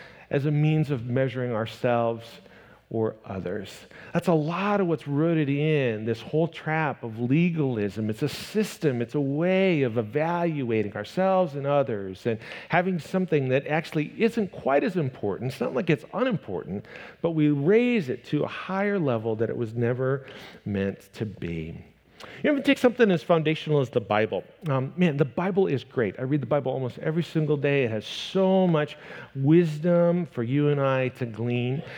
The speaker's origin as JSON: {"language": "English", "region": "Northwest Iowa", "country": "United States", "tie": "born or raised there", "said": "I grew up in Northwest Iowa, and in the midst of the background of my small town traditional church that I grew up going"}